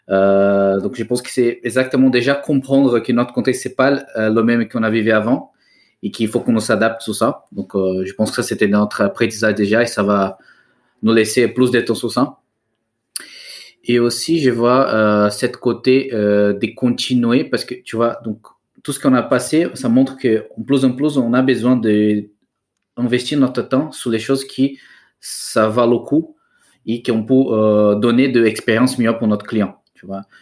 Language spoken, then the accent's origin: French; Brazil; French is a second language; moved away as an adult; now in France; je suis brésilien.